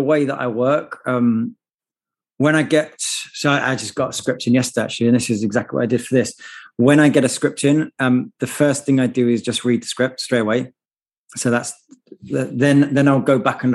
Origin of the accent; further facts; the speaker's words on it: United Kingdom; moved away as an adult; now in United States; even though I've lived in America now for 15 years, as you can hear, I haven't properly lost my accent at all